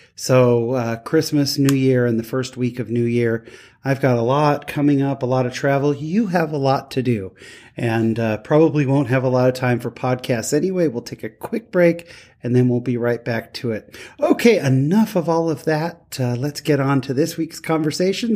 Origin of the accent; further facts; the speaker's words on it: Utah, United States; I'm from Utah